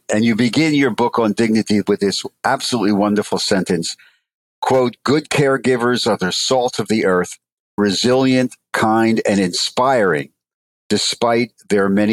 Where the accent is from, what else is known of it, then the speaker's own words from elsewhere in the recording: Philadelphia, Pennsylvania, United States; as a Philadelphian